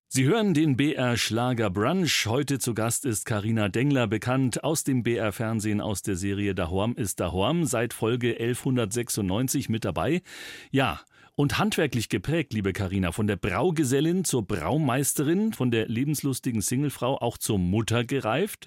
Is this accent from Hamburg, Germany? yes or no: no; Upper Palatinate, Bavaria, Germany; accent: Oberpfälzisch; dass ich auch gebürtiger Oberpfälzer bin